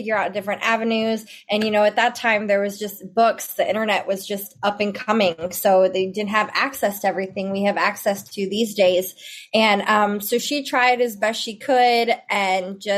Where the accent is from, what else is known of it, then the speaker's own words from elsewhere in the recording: Memphis, Tennessee, United States; moved away as an adult; now in Dallas-Fort Worth, United States; And I'm originally from Memphis, Tennessee, and I'm here in the Dallas-Fort Worth area now.